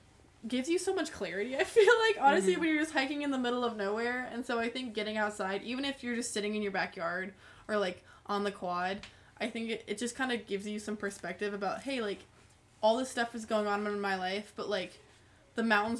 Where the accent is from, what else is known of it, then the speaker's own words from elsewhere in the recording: Colorado, United States; growing up in Colorado, the culture is very much outdoor focused.